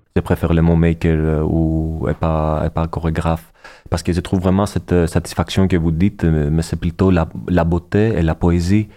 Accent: Athens, Attica, Greece; French is a second language; moved away as an adult; now in Montpellier, France; je suis né à Athènes. Je viens de la Grèce

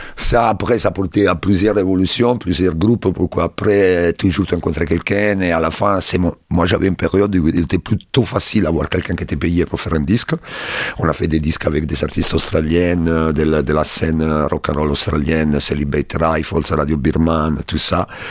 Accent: Rome, Lazio, Italy; French is a second language; moved away as an adult; also born or lived in London, United Kingdom; now in Sète, France; je suis italien, je suis né à Rome

